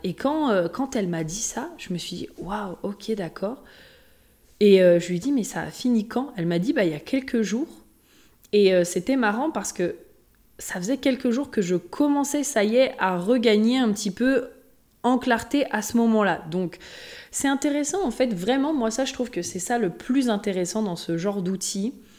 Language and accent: French; Haute-Savoie, Auvergne-Rhône-Alpes, France; je viens de la Haute-Savoie euh, pas loin, juste, de l'autre côté du lac. Donc, euh, que j'ai toujours aussi été à côté euh, des montagnes